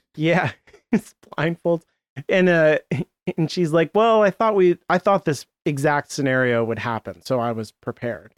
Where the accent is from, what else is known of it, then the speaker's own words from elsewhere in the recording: United States; I'm American